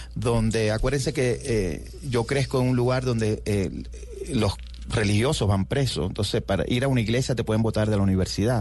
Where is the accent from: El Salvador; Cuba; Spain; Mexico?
Cuba; born or raised there; moved away as an adult; also born or lived in New York; now in United States